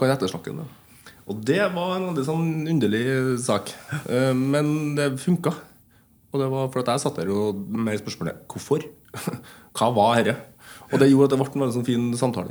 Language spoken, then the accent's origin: Norwegian; Ytterøya, Trøndelag, Norway; en festival på Yndrøya som der jeg kommer fra